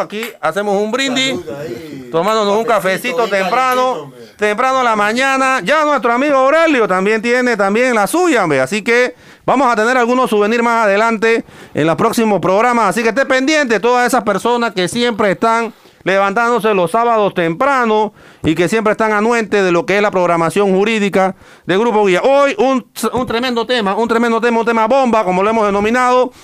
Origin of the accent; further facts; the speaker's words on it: Panama; como ciudadano, como, como panameño